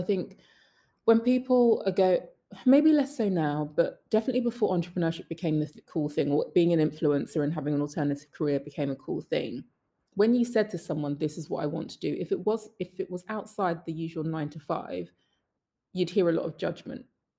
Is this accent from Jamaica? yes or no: yes; Jamaica; And then going back to being Jamaican, Jamaicans do not say they are coming second in anything.